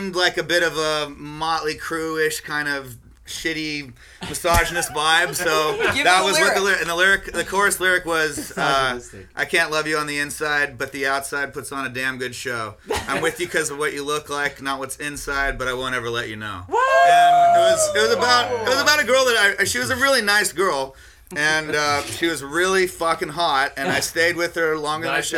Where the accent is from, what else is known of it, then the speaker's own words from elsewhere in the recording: Australia; moved away as an adult; now in United States; I lived in America until I was like 7